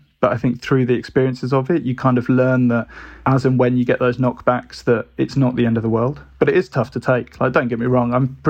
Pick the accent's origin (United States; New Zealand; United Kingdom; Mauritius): United Kingdom; Birmingham, West Midlands; And growing up in Birmingham, which was probably 2.5 hours away, I think the tutor had just never been to Brighton and was just like, feels like a long way away.